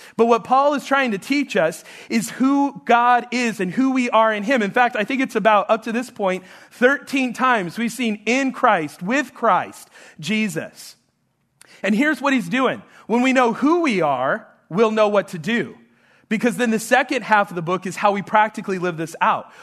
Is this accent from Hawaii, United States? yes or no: no; New Mexico, United States; moved away; I'm, I'm from New Mexico